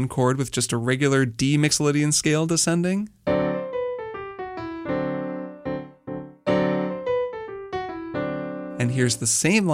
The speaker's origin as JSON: {"language": "English", "town": "Bloomington", "region": "Indiana", "country": "United States", "tie": "born or raised there", "said": "I grew up in Bloomington, Indiana"}